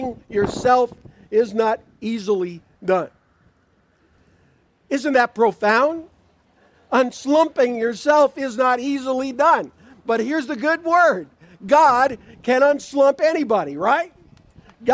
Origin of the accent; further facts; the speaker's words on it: Niagara Falls, Ontario, Canada; also born or lived in Spring Arbor, Michigan / Washington State; now in Davison, United States; I grew up in Niagara Falls, Ontario, Canada